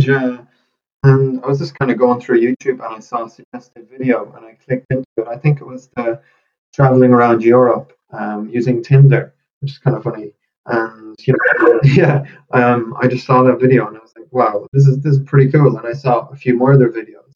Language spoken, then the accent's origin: English; Galway, Connacht, Ireland; where I'm from in Galway